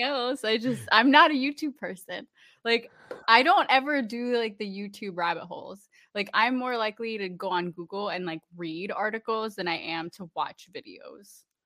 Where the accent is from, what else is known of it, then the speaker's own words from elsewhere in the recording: Orlando, Florida, United States; I grew up in Orlando